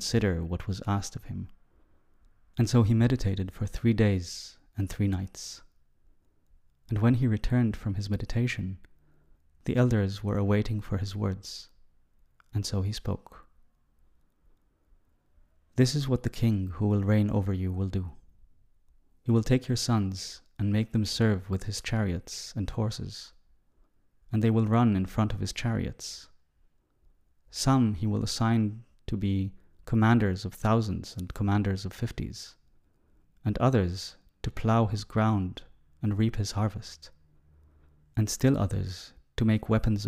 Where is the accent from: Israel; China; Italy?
Israel; Growing up in Israel, even though I come from a relatively secular family